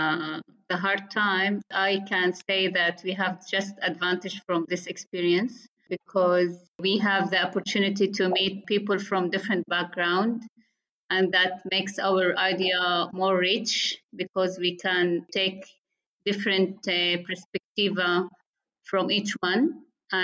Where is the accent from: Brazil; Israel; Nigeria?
Israel; Nazareth, Northern District; I am Arab-Israeli.